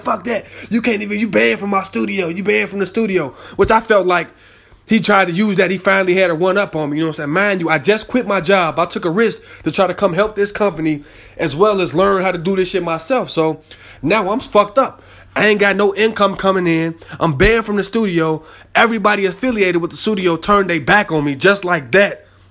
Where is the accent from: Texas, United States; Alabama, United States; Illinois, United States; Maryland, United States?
Illinois, United States; Chicago; I'm from Chicago